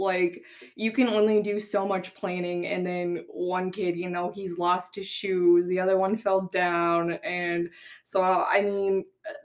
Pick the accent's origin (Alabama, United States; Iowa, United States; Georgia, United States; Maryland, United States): Iowa, United States; Grimes; also born or lived in Cedar Falls, Iowa; now in Indianola, United States; I grew up in Grimes, Iowa, so pretty close to Des Moines.